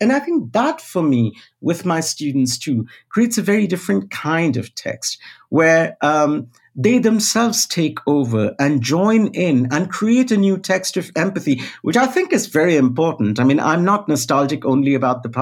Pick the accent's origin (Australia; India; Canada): India; moved away as an adult; now in United States; my formative experience growing up in India, post-independence India, but in the 80s and then going to college in the 90s